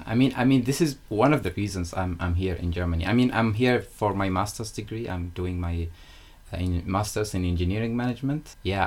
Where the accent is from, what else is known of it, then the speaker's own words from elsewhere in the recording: Oman; moved away as an adult; also born or lived in United Kingdom; I am from Oman and born in like a very small village in the mountains